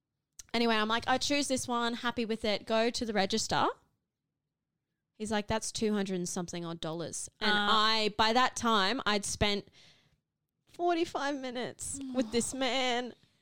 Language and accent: English; Cairns, Queensland, Australia; I grew up in Cairns